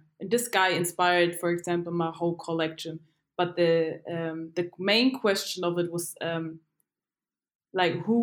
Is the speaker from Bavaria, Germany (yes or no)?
yes; Dachau, Bavaria, Germany; also born or lived in Asmara, Eritrea; I was born and raised in Germany.